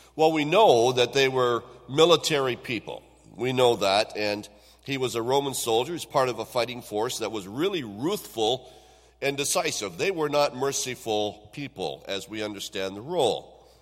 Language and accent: English; Owen Sound, Ontario, Canada; when I was a young person growing up in the Owen Sound area